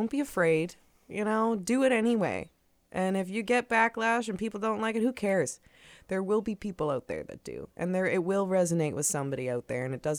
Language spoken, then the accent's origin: English; Truro, Nova Scotia, Canada; I'm originally from Truro, and I'm living there now, and I commute all over the place.